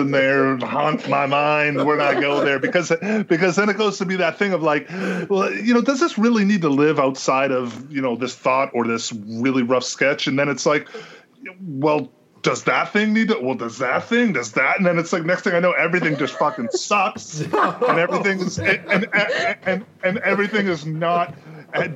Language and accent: English; Boston, Massachusetts, United States; growing up in Boston